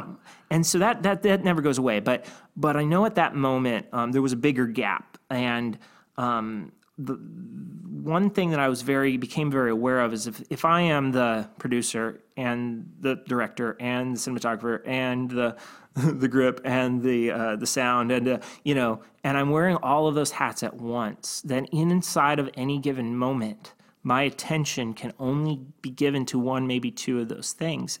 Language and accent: English; Cleveland, Ohio, United States; I grew up in Cleveland